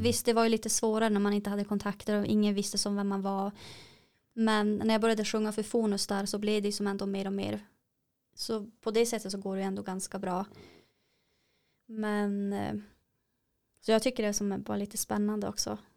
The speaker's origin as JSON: {"language": "Swedish", "town": "Kiruna", "region": "Norrbotten County", "country": "Sweden", "said": "vi är ju från Kiruna."}